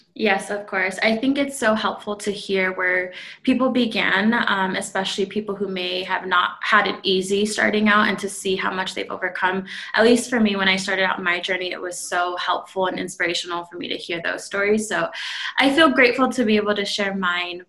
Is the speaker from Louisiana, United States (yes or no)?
no; California, United States; moved away as an adult; now in Phoenix, United States; I am originally from California, born and raised, and I just recently moved to Phoenix, Arizona a few months ago.